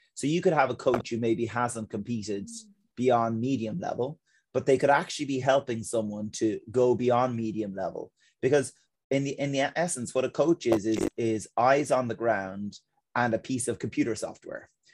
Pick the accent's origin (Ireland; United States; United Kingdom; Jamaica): Ireland; as Irish people in our culture